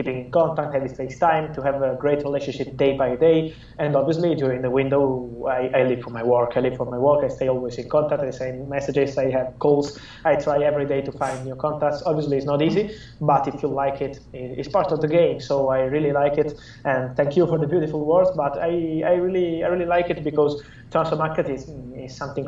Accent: Italy; English is a second language; I am from Italy

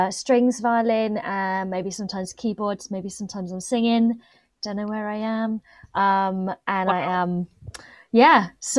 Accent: Reading, South East England, United Kingdom; accent: Reading; I'm from Reading. And I just start explaining about Reading. Oh, it's a really big commuter town. You know, it's just west of London. Yeah. It's there. And I have like such a Reading accent.

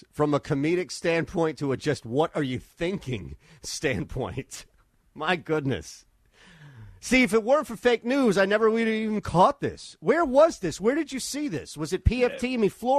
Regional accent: United States; accent: New York, Philadelphia; also born or lived in Nashville, Tennessee; as soon as people heard my accent, New York, Philadelphia, they would mess with me.

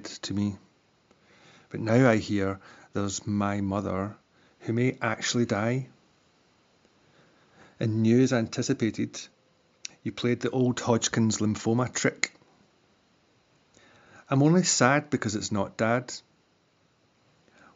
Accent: Glasgow, Scotland, United Kingdom; I'm from Glasgow

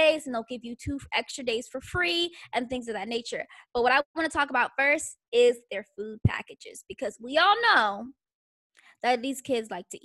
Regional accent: Florida, United States; now in Texas, United States; Growing up in Florida

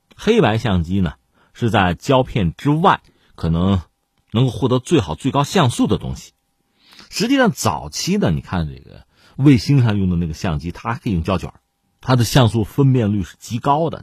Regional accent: China; 作为中国人

